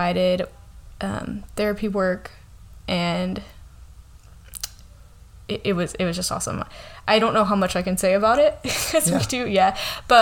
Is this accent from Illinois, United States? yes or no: no; Modesto, California, United States; also born or lived in Riverbank, California / Santa Barbara, California; I grew up here in the Central Valley. I grew up in Modesto. Yeah, moved to Riverbank